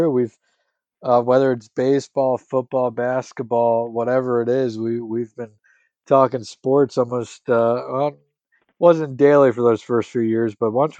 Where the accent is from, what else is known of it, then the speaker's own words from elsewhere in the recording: northeastern central Pennsylvania, United States; I grew up in northeastern central Pennsylvania